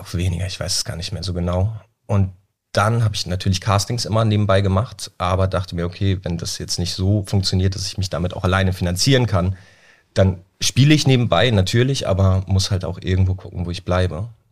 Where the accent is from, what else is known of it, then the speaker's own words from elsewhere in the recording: Flensburg, Schleswig-Holstein, Germany; in Flensburg, da wo ich herkomme